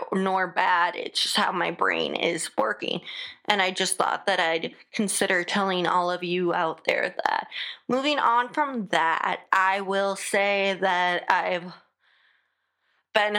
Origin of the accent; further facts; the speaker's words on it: United States; accent: American; my American accent